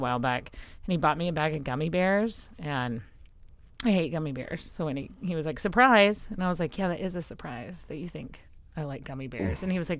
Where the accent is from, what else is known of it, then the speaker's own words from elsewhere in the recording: West Texas, United States; I'm from West Texas.